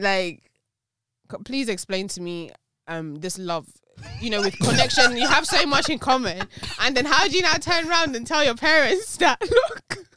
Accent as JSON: {"language": "English", "country": "Nigeria", "said": "I'm Nigerian"}